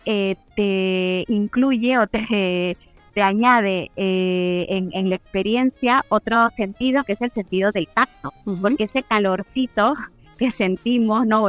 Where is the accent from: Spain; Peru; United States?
Peru; soy peruana